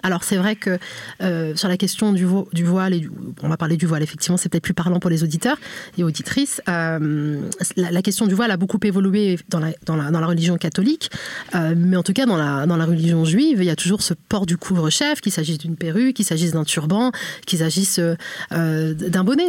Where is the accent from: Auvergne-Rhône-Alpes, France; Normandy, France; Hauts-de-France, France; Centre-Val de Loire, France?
Normandy, France; je suis née, j'ai grandi en fait en Normandie